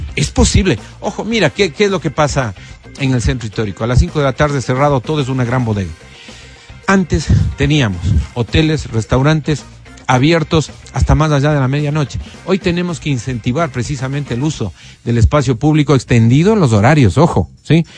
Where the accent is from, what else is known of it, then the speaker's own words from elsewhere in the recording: Quito, Pichincha, Ecuador; Aquí en Quito